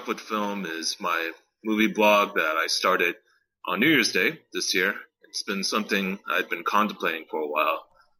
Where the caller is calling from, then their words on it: California, United States; I'm calling from California in my new house.